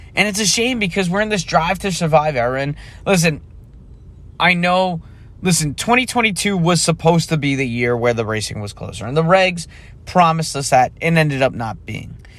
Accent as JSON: {"language": "English", "country": "United States", "said": "as an American"}